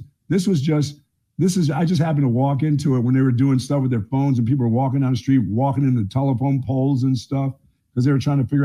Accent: Bethlehem, Pennsylvania, United States; I went back to my hometown of Bethlehem, Pennsylvania

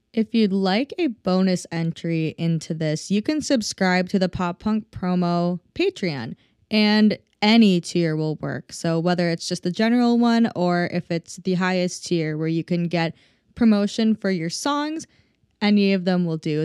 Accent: Minnesota, United States; I'm from Minnesota originally

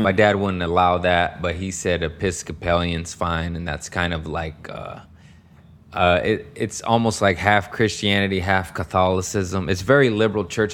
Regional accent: Torrance, California, United States; also born or lived in Harbor City, California / Lomita, California; I was born in Harbor City, and I was raised in Torrance and Lomita, California

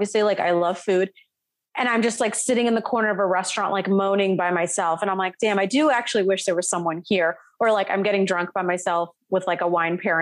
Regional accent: Vero Beach, Florida, United States; moved away as an adult; also born or lived in Atlanta; I was born and raised in Florida

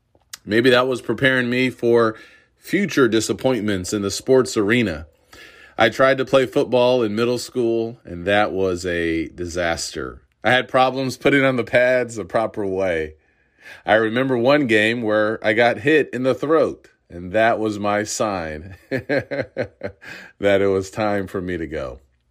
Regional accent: Urbana, Illinois, United States; I grew up in Urbana, Illinois, home of the Fighting Illini.

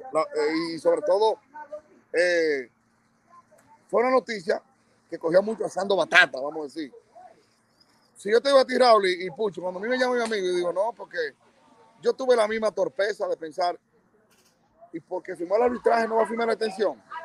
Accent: Bonao, Monseñor Nouel, Dominican Republic; Y Bonao, mi pueblo, siempre.

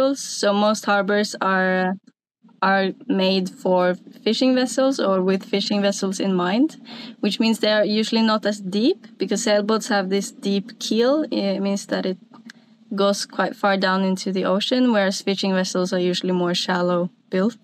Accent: Sunnmøre, Møre og Romsdal, Norway; English is a second language; moved away as an adult; now in Finnmark, Norway; I'm originally from Norway, but I grew up a little bit further south on a piece of coast that's called Sunnmøre

